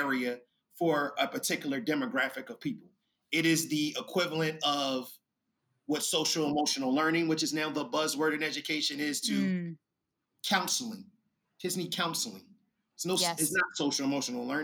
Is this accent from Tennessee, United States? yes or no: no; Philadelphia, Pennsylvania, United States; I am from North Philadelphia, and North Philadelphia will be the equivalent of Inglewood in Chicago